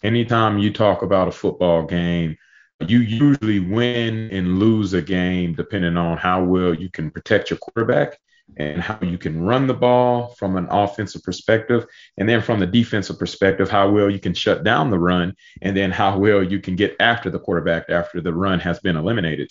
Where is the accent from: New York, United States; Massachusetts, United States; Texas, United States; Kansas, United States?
Texas, United States; Pearland; moved away as an adult; now in Austin, United States; back home in my hometown at, at Pearland High School.